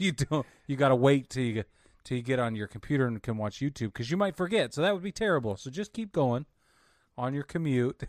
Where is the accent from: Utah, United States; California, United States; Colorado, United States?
Utah, United States; I grew up in Utah